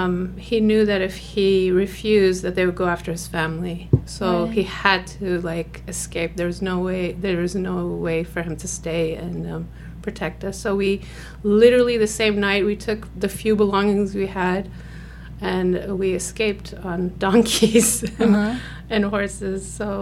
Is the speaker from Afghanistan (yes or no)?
yes; Kabul, Afghanistan; I was born in 1976 in Kabul, which is the capital of Afghanistan.